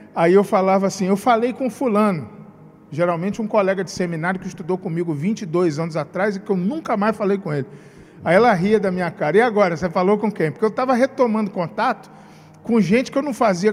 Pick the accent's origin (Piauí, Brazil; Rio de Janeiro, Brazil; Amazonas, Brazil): Rio de Janeiro, Brazil; now in Espírito Santo, Brazil; sou do Rio de Janeiro, como meu sotaque denuncia